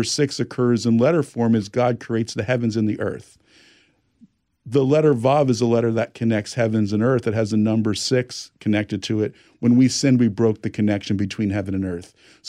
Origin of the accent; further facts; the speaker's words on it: New Jersey, United States; now in California, United States; I'm from New Jersey. Live in California.